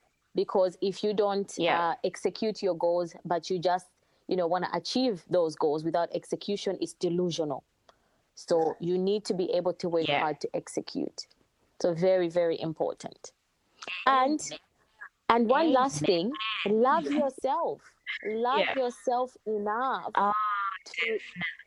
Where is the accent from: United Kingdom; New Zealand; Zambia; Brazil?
Zambia; now in Australia; Yes, I'm from Zambia